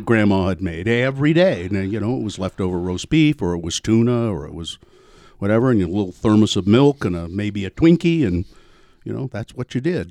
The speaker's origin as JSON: {"language": "English", "town": "Ogden", "region": "Utah", "country": "United States", "tie": "born or raised there", "lives_now": "Salt Lake City, United States", "said": "growing up in Ogden."}